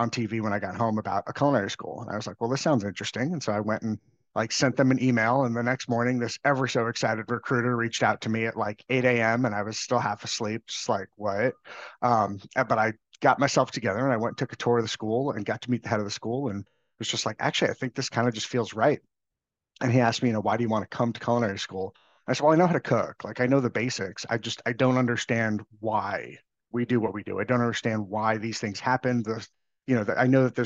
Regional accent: Long Island, New York, United States; I grew up on Long Island in New York

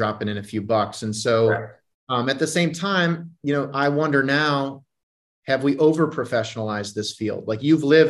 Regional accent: Iowa, United States; also born or lived in Postville, Iowa / Fort Lauderdale, Florida; I grew up in Iowa.

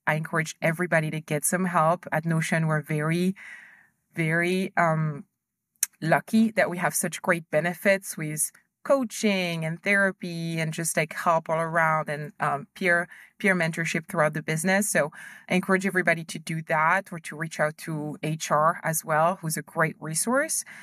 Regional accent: France; moved away as an adult; also born or lived in Ivory Coast / United States / Germany / Hong Kong; we moved to France when I was a kid, so I went to school there

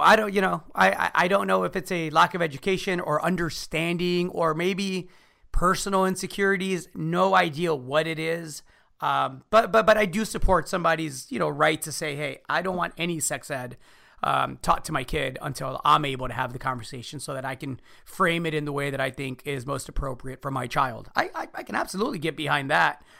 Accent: United States; as an American, right? Son of Mexican immigrants.

